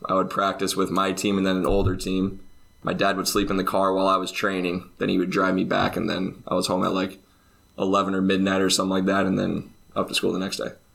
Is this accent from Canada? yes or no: no; Champaign, Illinois, United States; moved away as an adult; now in Finland; I'm from Champaign, Illinois. That's about two hours south of Chicago. So there's eighty thousand people ish